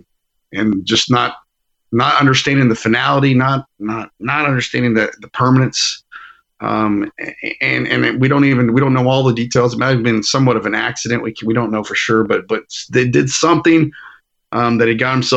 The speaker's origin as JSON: {"language": "English", "town": "Aledo", "region": "Texas", "country": "United States", "said": "We're from Aledo originally"}